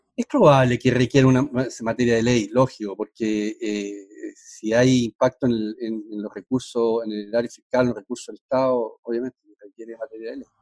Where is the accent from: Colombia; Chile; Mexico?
Chile; como chileno